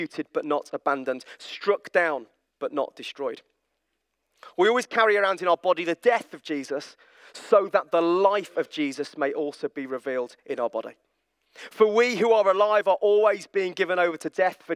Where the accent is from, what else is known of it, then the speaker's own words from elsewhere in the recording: Birmingham, West Midlands, United Kingdom; I'm from Birmingham